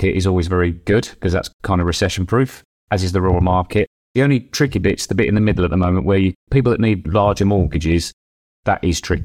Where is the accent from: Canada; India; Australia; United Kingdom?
United Kingdom; Midlands; now in Devon, United Kingdom; I'm from the Midlands originally